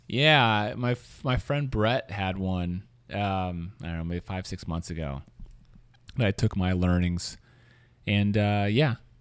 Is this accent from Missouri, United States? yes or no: yes; Kansas City, Missouri, United States; now in San Francisco, United States; I'm from Kansas City